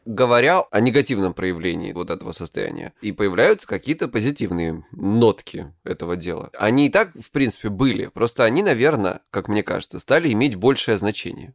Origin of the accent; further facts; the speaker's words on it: Krasnodar Krai, Russia; я с Кубани